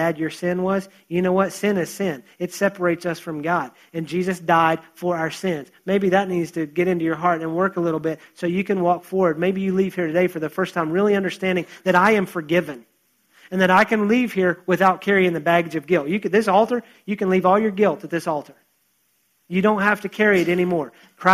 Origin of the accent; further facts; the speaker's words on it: United States; also born or lived in West Virginia / North Carolina; now in Texas, United States; I grew up in West Virginia and North Carolina